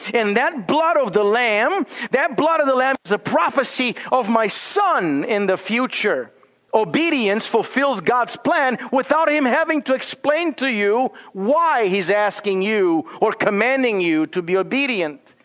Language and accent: English; Romania; now in Boise, United States; growing up in Romania